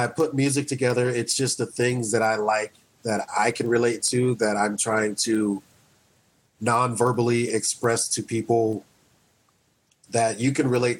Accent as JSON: {"language": "English", "town": "Wichita", "region": "Kansas", "country": "United States", "tie": "born or raised there", "said": "I was the only black kid that hung out with white kids where I grew up in Wichita"}